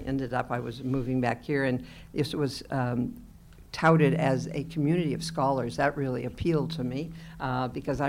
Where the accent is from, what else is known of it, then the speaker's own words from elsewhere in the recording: Pacific Northwest, United States; now in Midwest, United States; I'm from the Pacific Northwest.